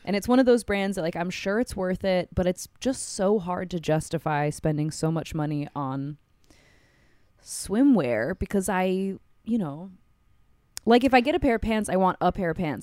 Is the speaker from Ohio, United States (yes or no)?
no; Hawaii, United States; did I mention yet in this episode we're from Hawaii